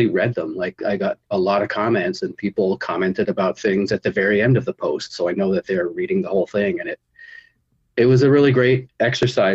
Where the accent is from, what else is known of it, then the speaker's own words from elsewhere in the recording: Victoria, British Columbia, Canada; I'm from Victoria